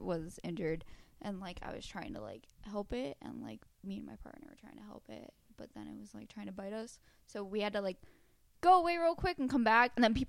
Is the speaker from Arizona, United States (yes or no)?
no; Florida, United States; born or raised there; moved away